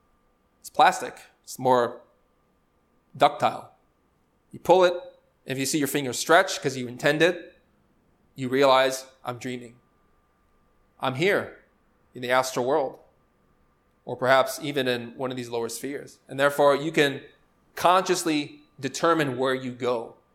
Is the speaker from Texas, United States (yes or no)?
no; Chicago, Illinois, United States; How did I end up in Spain? I'm from Chicago.